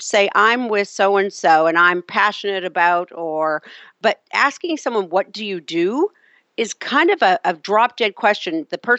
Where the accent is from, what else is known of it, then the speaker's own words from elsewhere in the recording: Canada; I mentioned to you I'm Canadian. I usually joke when politics comes up and say, well, I'm Canadian, I'm a dual citizen